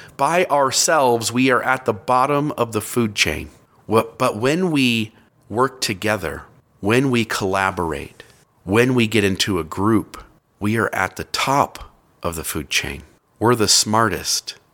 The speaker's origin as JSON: {"language": "English", "area": "near Cleveland", "region": "Ohio", "country": "United States", "tie": "born or raised there", "said": "I grew up near Cleveland, Ohio"}